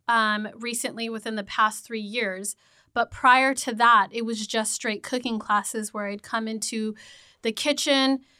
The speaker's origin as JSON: {"language": "English", "town": "Redlands", "region": "California", "country": "United States", "tie": "born or raised there", "said": "I grew up in Redlands"}